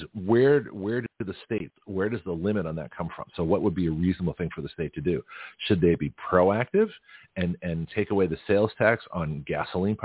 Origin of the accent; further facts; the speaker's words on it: Canada; now in United States; I can be just as American being born in Canada, you know, having come to this country and sworn my allegiance to this country and been the naturalized American